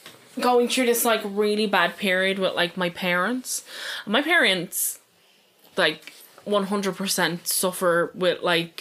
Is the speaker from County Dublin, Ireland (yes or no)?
yes; Dublin, County Dublin, Ireland; I'm from Dublin, right? And it's a big sprawl